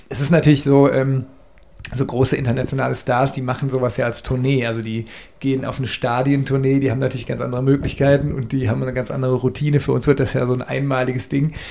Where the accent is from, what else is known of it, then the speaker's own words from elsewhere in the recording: Cologne, North Rhine-Westphalia, Germany; man hat ja so als Kölner grundsätzlich eine Sympathie zum FC.